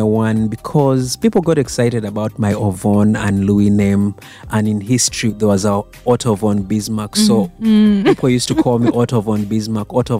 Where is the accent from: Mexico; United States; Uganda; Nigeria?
Uganda; Kampala, Central Region; moved away as an adult; also born or lived in United Kingdom; now in Naalya, Uganda; I was born there in 76, so been in Bogolobi all my life